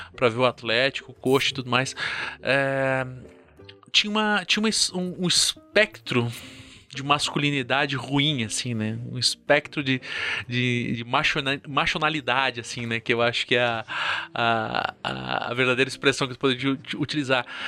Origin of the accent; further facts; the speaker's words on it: Curitiba, Paraná, Brazil; eu sou aqui de Curitiba